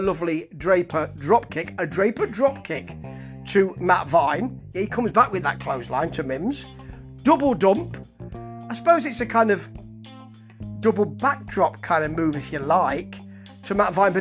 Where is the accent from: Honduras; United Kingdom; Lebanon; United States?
United Kingdom; England; Being an English gentleman